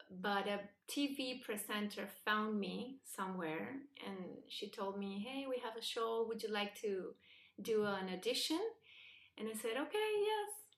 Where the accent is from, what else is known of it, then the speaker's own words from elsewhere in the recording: Buenos Aires, Argentina; English is a second language; moved away as an adult; also born or lived in Spain / New York; I was born and raised in Buenos Aires, Argentina, um, in a secular, not religious family. Uh, I studied um, in Jewish schools